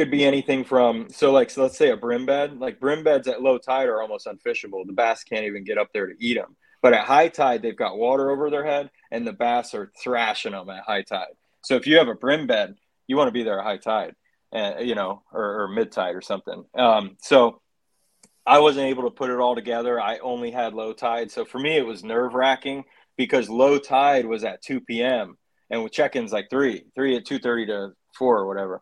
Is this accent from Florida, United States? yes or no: yes; St. Johns River, Florida, United States; growing up on the St. John's